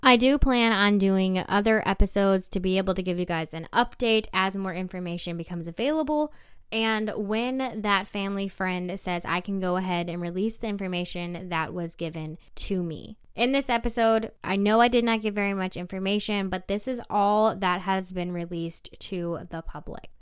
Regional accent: Tennessee, United States; moved away; also born or lived in South Dakota; Tennessee is my home state

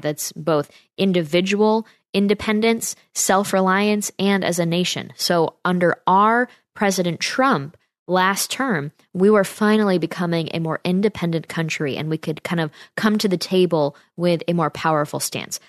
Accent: Saratoga Springs, New York, United States; It's from my hometown area in Saratoga, New York

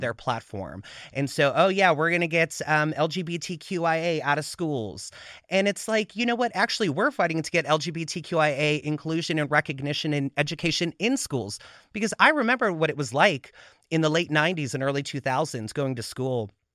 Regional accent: Chicago, Illinois, United States; moved away as an adult; also born or lived in Pittsburgh, Pennsylvania; now in Los Angeles, United States; So I born and raised in Pittsburgh. We moved to Chicago when I was about nine. That's kinda where I came of age

